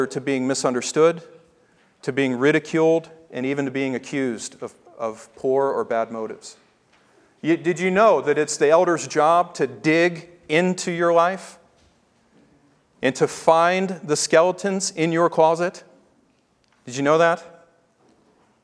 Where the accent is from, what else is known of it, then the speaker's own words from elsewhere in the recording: the South, United States; I grew up in the South